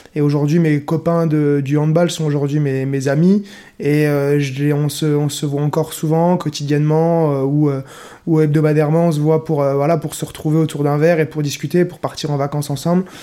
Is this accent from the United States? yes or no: no; Nancy, Grand Est, France; Je viens de Meurthe-et-Moselle, de Nancy. Je suis originaire natif de Nancy